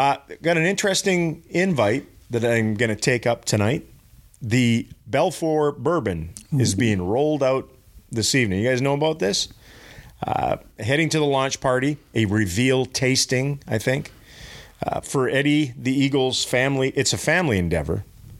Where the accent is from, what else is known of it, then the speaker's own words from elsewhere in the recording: Canada; Yeah, well, I'm Scandinavian Canadian.